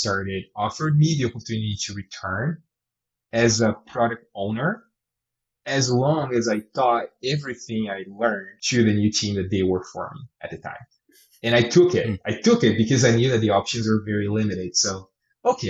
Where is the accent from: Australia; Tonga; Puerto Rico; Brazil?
Brazil; moved away as an adult; now in Canada; I come from Brazil and eventually I moved to Canada